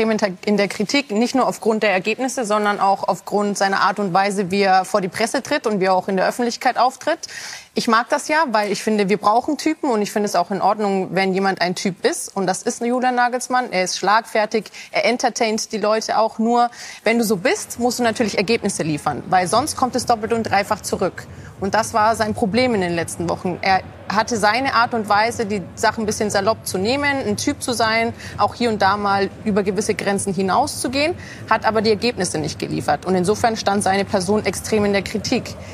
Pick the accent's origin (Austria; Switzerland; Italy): Italy; Italienerin auch